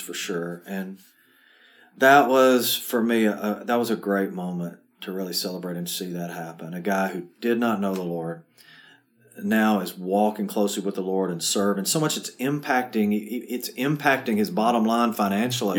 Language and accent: English; Murfreesboro, Tennessee, United States; I grew up about a mile and a half from this church, so um, this is my hometown